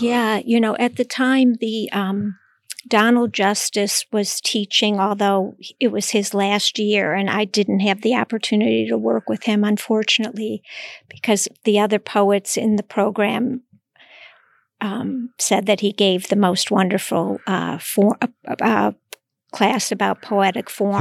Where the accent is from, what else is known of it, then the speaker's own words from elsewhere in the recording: Cleveland, Ohio, United States; moved away as an adult; also born or lived in Iowa; now in New York, United States; I grew up in Cleveland, Ohio